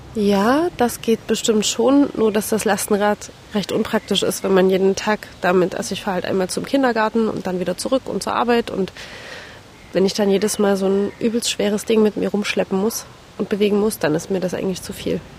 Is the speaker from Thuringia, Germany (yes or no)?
no; Leipzig, Saxony, Germany; moved away as an adult; also born or lived in Berlin; ich komme tatsächlich aus dieser schönen Stadt